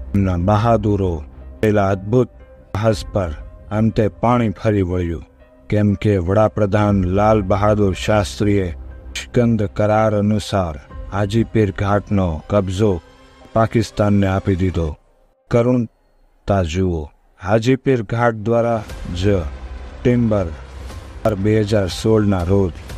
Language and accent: Gujarati; Kathiawar, Gujarat, India; હું કાઠિયાવાડી છું